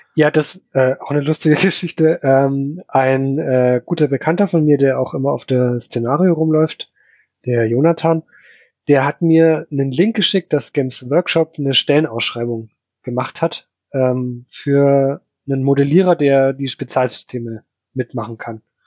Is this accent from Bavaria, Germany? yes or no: yes; Upper Palatinate, near Nuremberg, Bavaria, Germany; now in Ingolstadt, Germany; Ich komme eigentlich äh, aus der Oberpfalz, also genau an der Grenze von Franken